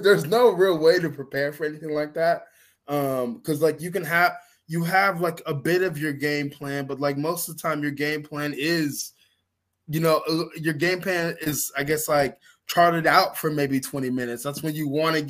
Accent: Georgia, United States; here in my home state in Georgia

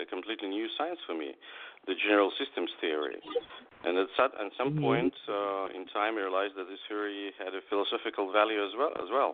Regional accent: Moscow, Russia; I'm a writer from Russia, from Moscow

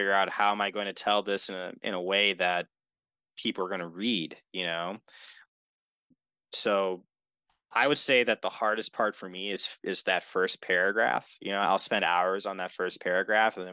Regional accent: Milwaukee, Wisconsin, United States; also born or lived in Wauwatosa, Wisconsin; growing up here and growing up in the city of Milwaukee and then moving to Wauwatosa

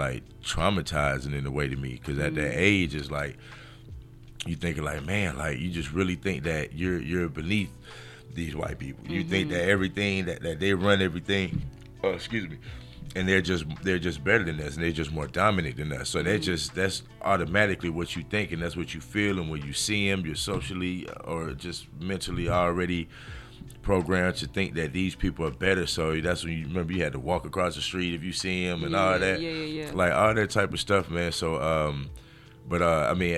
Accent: Montgomery, Alabama, United States; accent: thick Alabama; moved away as an adult; also born or lived in New Orleans, Louisiana / Norfolk, Virginia / San Diego, California; now in Los Angeles, United States; I grew up in Montgomery, so it was quite a few more black people

